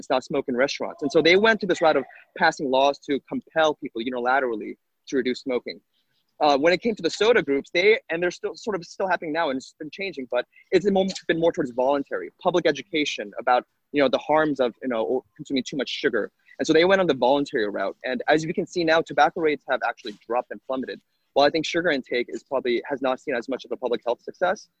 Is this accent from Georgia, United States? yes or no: no; Los Angeles, California, United States; my hometown here in Los Angeles